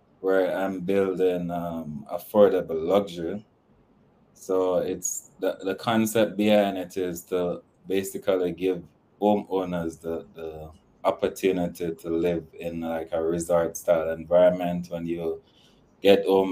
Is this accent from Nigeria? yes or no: no; Kingston, Jamaica; also born or lived in United States; I was raised in a community called Jonestown, but then I left there at age 14. And I was at Waterloo Road, which is across from Devon House, and that's where I spent most of my teenage